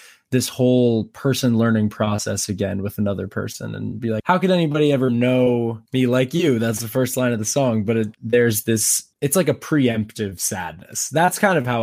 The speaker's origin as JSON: {"language": "English", "town": "New York City", "region": "New York", "country": "United States", "tie": "born or raised there", "also_born_or_lived": "Nashville", "moved": "as an adult", "lives_now": "Los Angeles, United States", "said": "I grew up in New York City, like in the thick of Manhattan"}